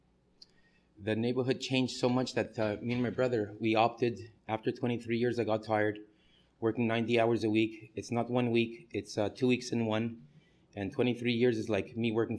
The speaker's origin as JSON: {"language": "English", "country": "Canada", "moved": "as an adult", "lives_now": "New York, United States", "said": "I'm a Canadian. I moved to America in 1990"}